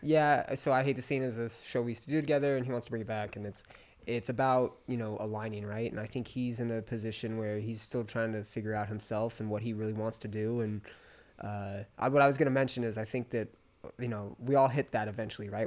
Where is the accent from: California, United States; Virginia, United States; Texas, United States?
California, United States; Palm Springs; moved away as an adult; also born or lived in Orange County, California; I grew up in Palm Springs, California.